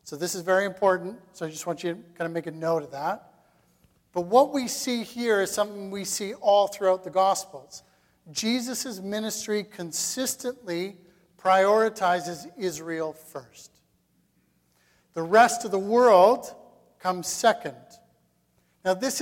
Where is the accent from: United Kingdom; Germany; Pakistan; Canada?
Canada; as Canadian Christians